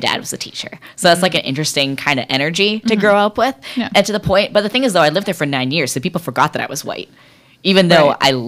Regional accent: Bella Bella, British Columbia, Canada; now in Vancouver, Canada; I'm very hinged on being from British Columbia. I have a huge identity tie to where I grew up in Bella Bella. My identity is very interesting because I grew up in an Indigenous community. I'm an adopted member of the Heltsic Nation, but I'm not Indigenous.

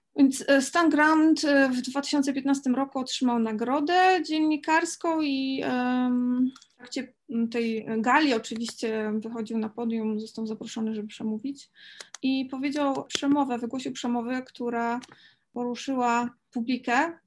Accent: Poland; my się urodziłyśmy w środkowej, e, w środku Europy, w sercu Europy, Polsce

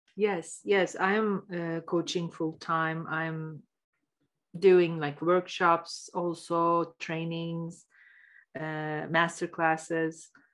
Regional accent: Istanbul, Turkey; moved away as an adult; now in Canada; I'm from Istanbul, Turkey. I was born there and I lived there until I was uh, mid 30s

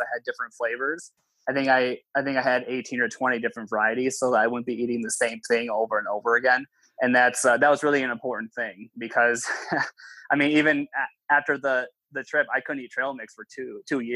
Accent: Minnesota, United States; I'm even from Minnesota

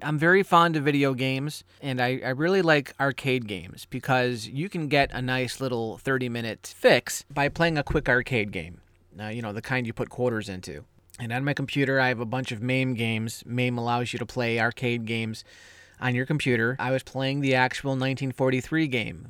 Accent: United States; I'm American

